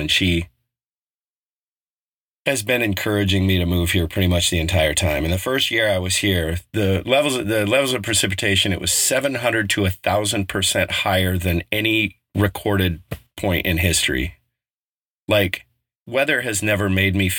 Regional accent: Colorado, United States; moved away; also born or lived in Bay Area, California; growing up in Colorado, we were 45 minutes from Loveland

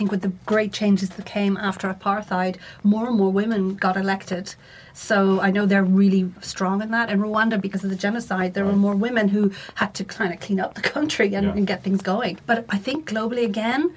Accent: Ireland; I'm an Irish and half Spanish woman entrepreneur

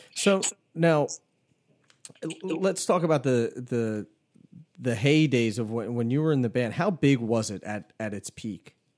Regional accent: Philadelphia, Pennsylvania, United States; growing up in Philly

